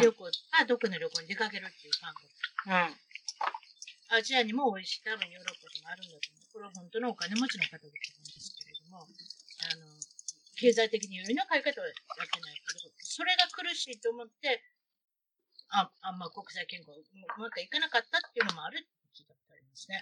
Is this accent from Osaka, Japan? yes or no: yes; Osaka, Japan; now in United States; 大阪で、大阪で生まれ育ってる